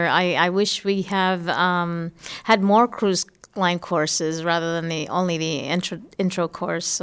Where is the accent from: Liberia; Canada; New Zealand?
Liberia; now in St. Cloud, United States